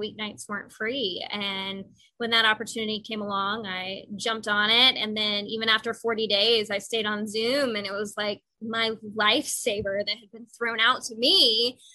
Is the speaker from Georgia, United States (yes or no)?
yes; Cumming, Georgia, United States; I was born and raised just north of Atlanta in a little town called Cumming, Georgia